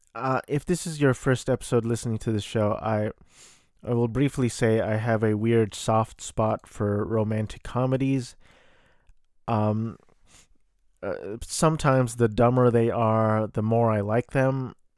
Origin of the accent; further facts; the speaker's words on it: United States; I am a Filipino-American